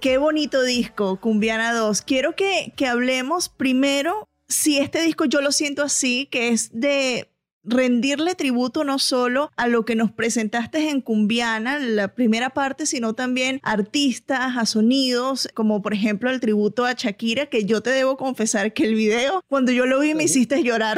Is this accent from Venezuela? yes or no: yes; Venezuela; yo siendo venezolana